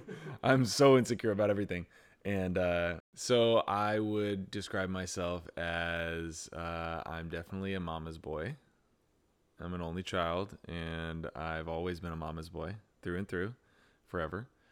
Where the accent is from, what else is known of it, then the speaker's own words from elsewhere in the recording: Pleasanton, California, United States; now in San Jose, United States; Pleasanton where I grew up